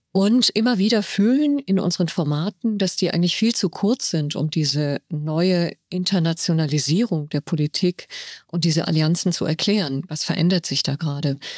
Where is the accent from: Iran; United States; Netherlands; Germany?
Iran; Tehran, Tehran Province; born there; Ich bin in Teheran geboren und das letzte Buch, das ich herausgebracht habe, hat sich mit dem Iran beschäftigt.